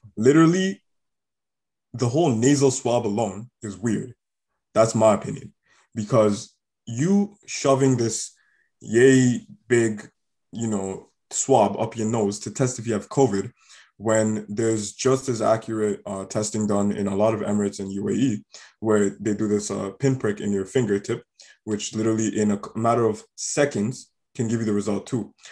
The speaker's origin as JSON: {"language": "English", "country": "Canada", "tie": "born or raised there", "said": "growing up in Canada, we were forced to learn French as a language from grade four."}